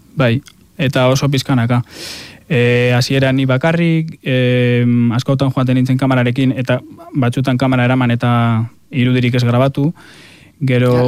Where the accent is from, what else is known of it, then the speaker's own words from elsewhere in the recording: a town by Mount Gorbeia, Basque Country, Spain; hartzentza dago nire herrian oso presente, gorbeia daukagulako hor herrian